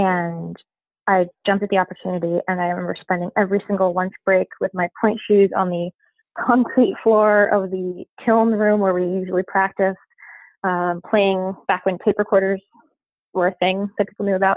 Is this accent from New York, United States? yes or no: yes; Westchester, New York, United States; I was born in New York, in New York City, and uh, moved to Westchester when I was four.